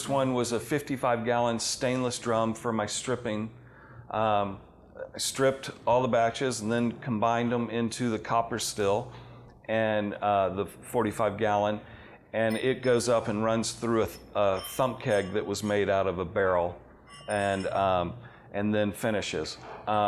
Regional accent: Georgia, United States; also born or lived in Los Angeles / New York; now in Colorado, United States; I'm from Georgia.

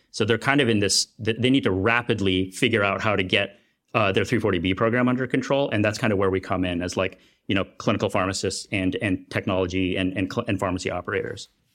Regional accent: United States; also born or lived in Kenya; in my home country

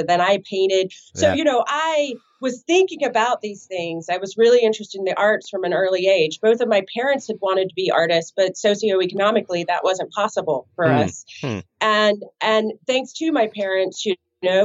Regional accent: the South, United States; also born or lived in Sugar Grove, North Carolina; now in New York, United States; growing up in the South. There was a definite Southern Gothic influence on me, and also, you know, the Appalachian identity

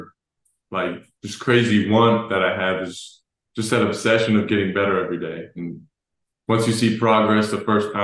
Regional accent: Dallas, Texas, United States; I'm from Dallas. I grew up watching the Mavs

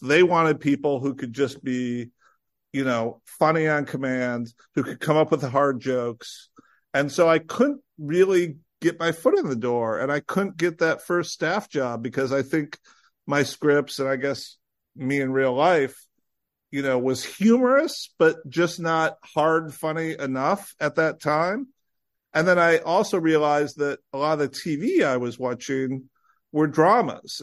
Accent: Illinois, United States; growing up in Illinois

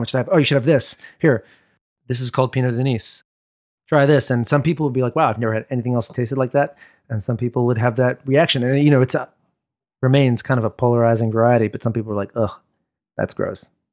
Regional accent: New York, United States; also born or lived in Upper West Side, Manhattan; I grew up in Brooklyn

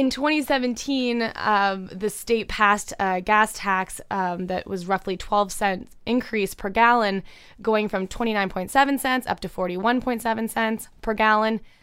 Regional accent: Canada; I'm the Canadian in the room here

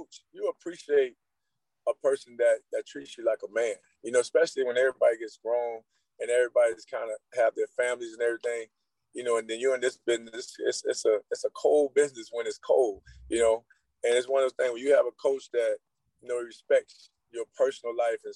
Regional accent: Immokalee, Florida, United States; I grew up in Immokalee

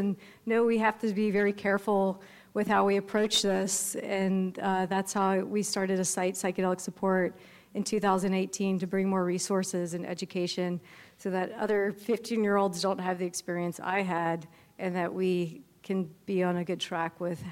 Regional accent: Louisiana, United States; when I was 15 years old, growing up in Louisiana

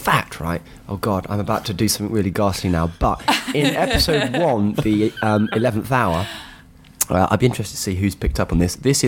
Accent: United Kingdom; So, because it's embedded in your fabric as a British person somehow.

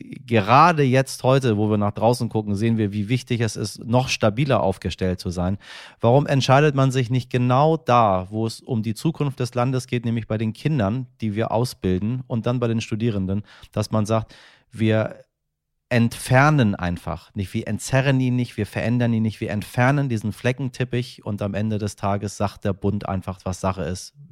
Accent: Hamburg, Germany; Äh, ich bin Hamburger, ich musste mir mein Leben lang anhören, dass unser Abitur nichts wert ist

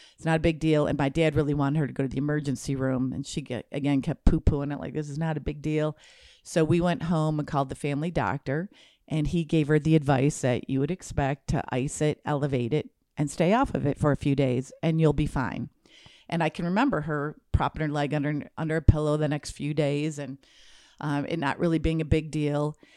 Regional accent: Michigan, United States; I grew up in Michigan

